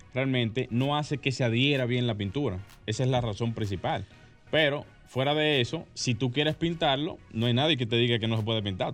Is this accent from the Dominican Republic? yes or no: yes; Santo Domingo Norte, Distrito Nacional, Dominican Republic; Santo Domingo Norte, lugar de donde soy por muchos años